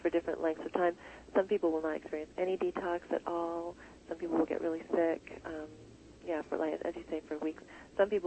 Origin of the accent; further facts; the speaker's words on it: United States; the standard fare that we grew up with here in America